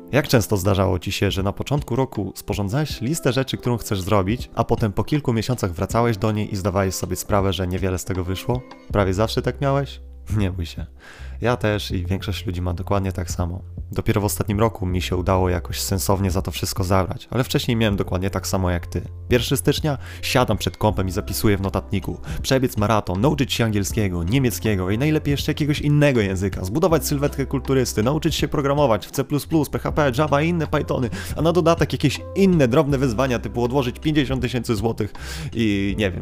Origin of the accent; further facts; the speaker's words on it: Kashubia, Poland; my Kaszubi z naszym jo